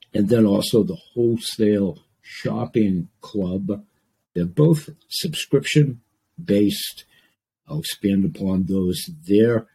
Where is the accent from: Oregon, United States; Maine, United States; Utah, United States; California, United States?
Maine, United States; Portland; Maine, my home state, Portland, Maine, my home city